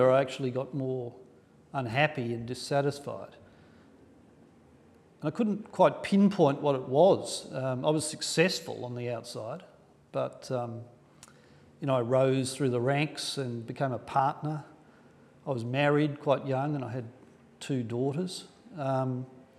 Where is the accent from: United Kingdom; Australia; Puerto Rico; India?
Australia; Sydney, New South Wales; I grew up in Sydney, in a middle-class family on the North Shore in the 1970s